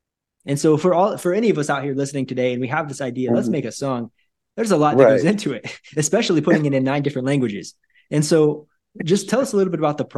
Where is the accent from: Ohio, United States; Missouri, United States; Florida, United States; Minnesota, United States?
Missouri, United States; Northwest; moved away as an adult; also born or lived in Brazil / Hawaii / Asia; I grew up in Northwest Missouri.